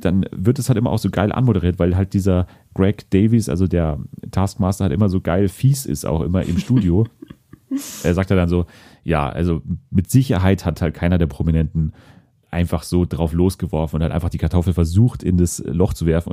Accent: Germany; als Deutsche

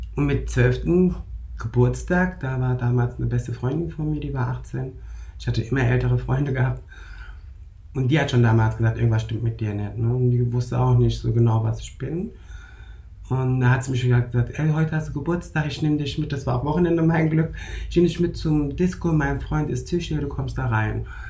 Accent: Germany; in Deutschland geboren, aufgewachsen, türkischer Abstammung

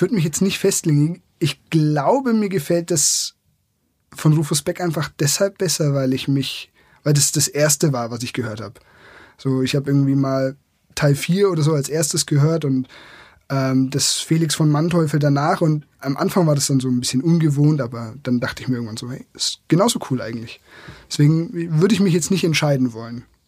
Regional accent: Franconia, Bavaria, Germany; Ich komme aus der Region, da ähm, ist es Franken

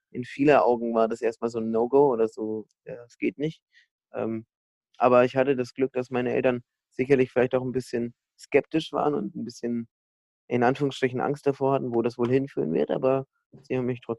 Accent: Bamberg, Bavaria, Germany; dann bin ich dann irgendwie doch im Laufe der nächsten ein, zwei Wochen mal in meiner Heimatstadt Bamberg an die Uni gegangen

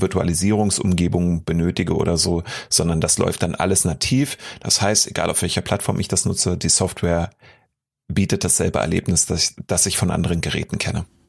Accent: Berlin, Germany; als Berliner

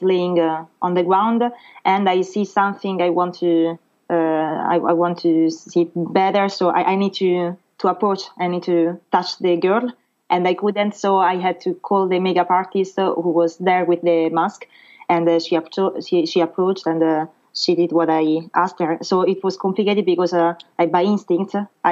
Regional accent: Rome, Lazio, Italy; English is a second language; moved away as an adult; now in Paris, France; I'm from Rome in Italy

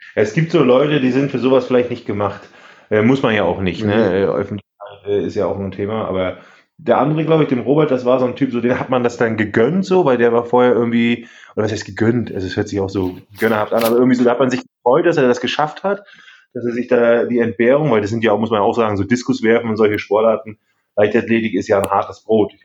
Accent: East Germany, Germany; ich bin selber Ossi

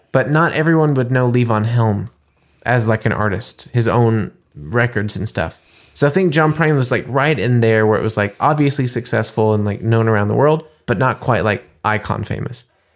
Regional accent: United States; now in Germany; playing as an American

